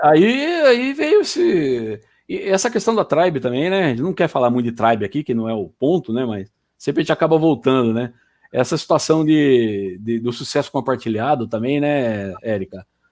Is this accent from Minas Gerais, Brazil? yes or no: no; Campinas, São Paulo, Brazil; also born or lived in Paraná; now in Sorocaba, Brazil; eu sou paranaense, mas fui criado em Campinas e hoje moro em Sorocaba